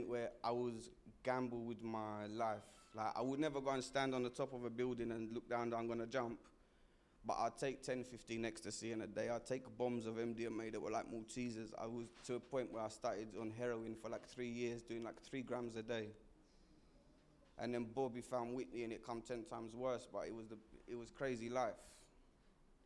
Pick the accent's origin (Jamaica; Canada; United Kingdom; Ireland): United Kingdom; Essex, East of England; moved away as an adult; now in London, United Kingdom; I'm from Essex originally, so when I come here, I knew nobody